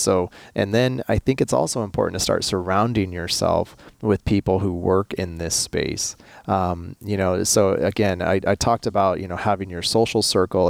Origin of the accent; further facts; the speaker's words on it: United States; I'm American